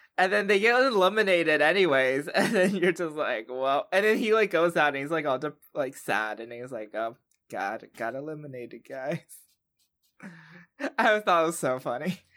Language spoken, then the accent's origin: English; the South, United States; I'm also from the South